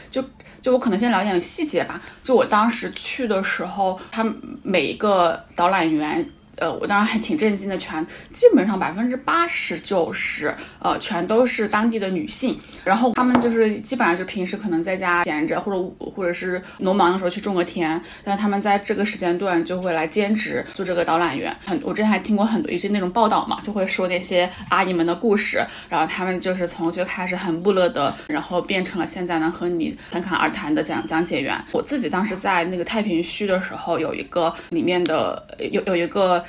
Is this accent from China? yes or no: yes; Hunan, China; 正好我也是湖南人